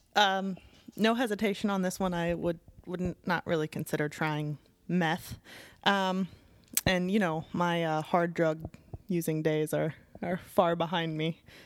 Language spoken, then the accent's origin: English; Midwest, United States; moved away; my hometown